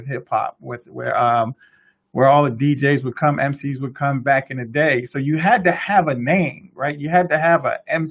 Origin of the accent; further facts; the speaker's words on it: New York City, New York, United States; I was born and raised in the Bronx, New York City